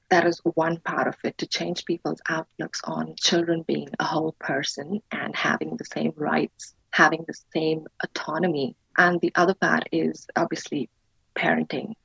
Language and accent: English; India; moved away; I was brought up in India. I right. um, was born and raised in India